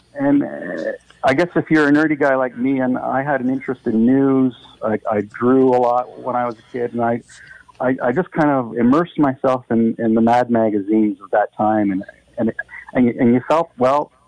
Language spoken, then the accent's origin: English; Dundas, Ontario, Canada; I grew up in Dundas